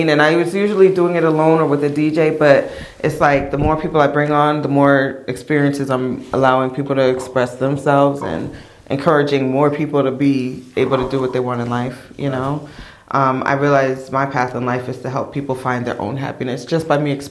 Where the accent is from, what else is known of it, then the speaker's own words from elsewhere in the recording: New Jersey, United States; now in Newark, United States; Um, Bergenfield High School. I grew up in Bergen County.